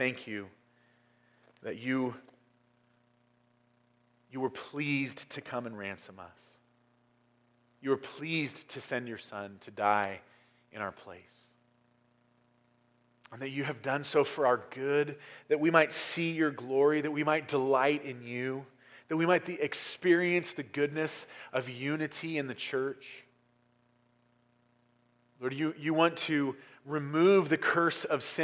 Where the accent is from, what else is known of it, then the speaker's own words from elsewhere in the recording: United States; I'm an American